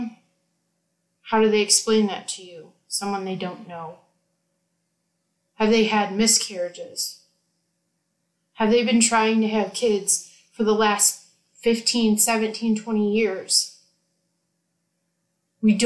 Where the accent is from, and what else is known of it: United States